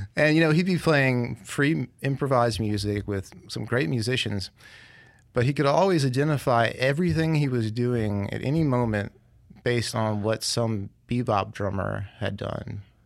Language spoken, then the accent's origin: English; Clarksdale, Mississippi, United States; also born or lived in Opelousas, Louisiana / New Orleans, Louisiana / Jackson, Mississippi; now in Hattiesburg, United States; I'm from Mississippi originally, from Clarksdale. But I really went to high school in Opelousas, Louisiana